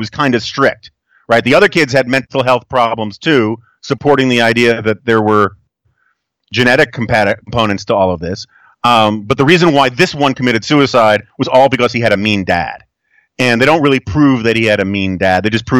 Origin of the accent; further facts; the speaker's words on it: New York City, New York, United States; Growing up in New York City